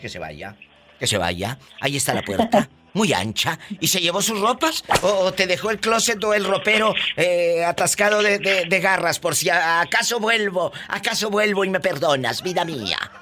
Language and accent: Spanish; Matamoros, Tamaulipas, Mexico; Yo soy de Tamaulipas, de Matamoros, Tamaulipas